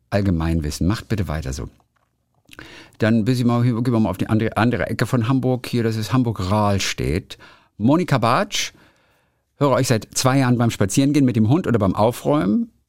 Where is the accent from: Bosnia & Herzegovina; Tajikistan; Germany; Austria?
Tajikistan; born there; So kunterbunt bin ich auch. Halb deutsch, halb russisch, mit einem ukrainischen Nachnamen, aber gebürtig aus Tadschikistan, Zentralasien.